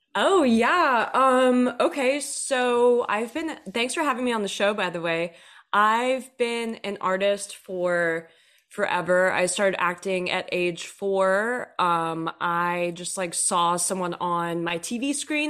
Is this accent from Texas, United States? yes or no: yes; Texas, United States; also born or lived in Nashville; now in Los Angeles, United States; I grew up in Texas and then moved out here to L